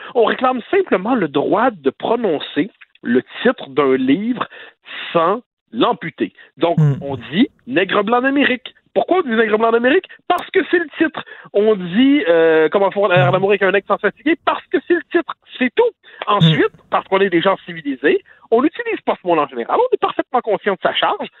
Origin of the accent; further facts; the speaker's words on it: Quebec, Canada; quand on est québécois